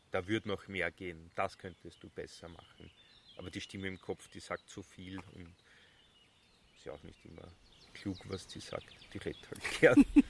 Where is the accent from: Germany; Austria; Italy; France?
Austria; Bad Vöslau, Lower Austria; also born or lived in Semmering / Vienna / Switzerland; now in Südburgenland, Austria; Bad Fürslau, mhm. Bezirk Baden